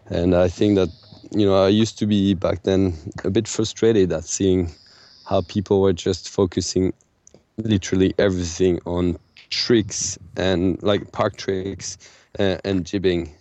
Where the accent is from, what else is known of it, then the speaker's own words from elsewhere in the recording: France; I grew up in the Pyrenees, which is a very small mountain, a kind of secondary mountain in France